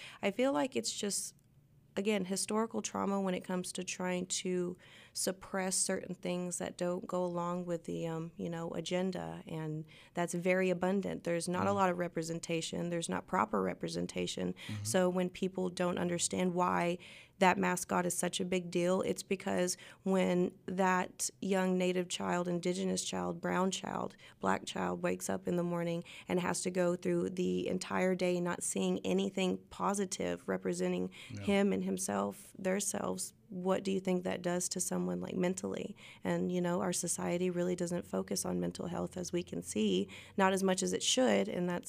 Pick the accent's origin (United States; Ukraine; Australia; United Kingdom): United States; Arkoma, Oklahoma; also born or lived in Fort Smith, Arkansas; Yes, I was born in Fort Smith, lived on State Line Road. I grew up half of my life in Arkoma, which is a very small town right across the Arkansas border.